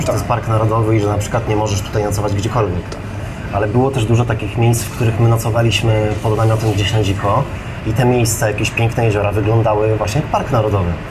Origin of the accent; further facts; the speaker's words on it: Poland; jesteśmy turystami z Polski